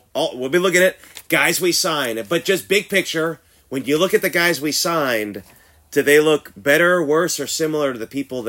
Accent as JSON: {"language": "English", "town": "Houston", "region": "Texas", "country": "United States", "moved": "yes", "lives_now": "San Antonio, United States", "said": "I'm not from here. I'm from Houston"}